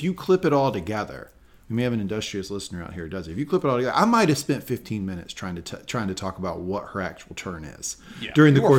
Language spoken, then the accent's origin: English; the South, United States; I grew up in the South